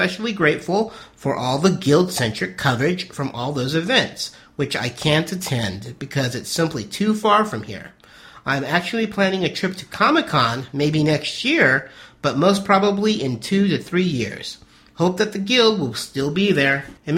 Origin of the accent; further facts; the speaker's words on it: Poland; So, to begin with, I'm from Poland.